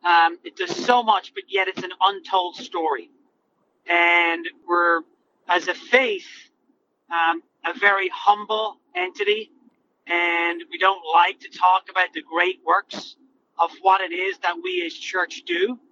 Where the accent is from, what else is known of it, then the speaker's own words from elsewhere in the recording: Ireland; moved away as an adult; now in United States; So I came over from Ireland in 2001, and I started my own career with the Archdiocese of Boston